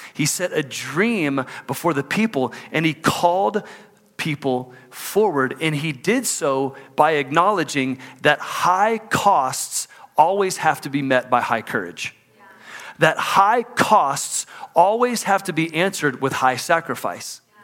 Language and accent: English; Houston, Texas, United States; moved away as an adult; now in Salt Lake City, United States; my hometown of Houston, Texas